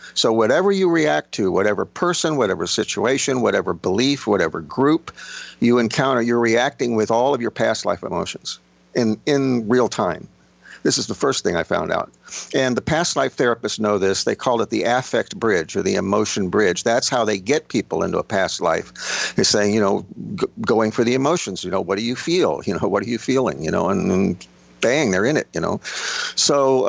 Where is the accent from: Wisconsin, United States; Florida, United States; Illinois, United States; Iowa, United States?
Florida, United States; Miami; also born or lived in Long Island, New York / the South; I was born in Long Island, I grew up in Miami, I've spent, you know, time living in the South